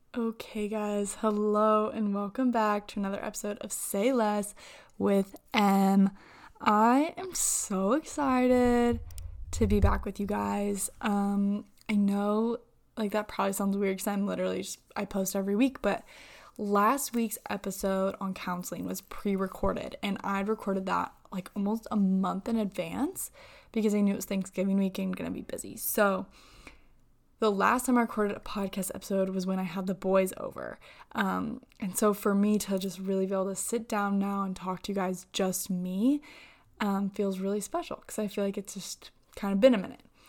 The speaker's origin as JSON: {"language": "English", "region": "Indiana", "country": "United States", "said": "I'm from Indiana"}